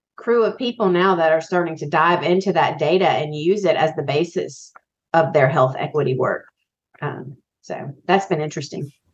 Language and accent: English; Biloxi, Mississippi, United States; I grew up in Biloxi, Mississippi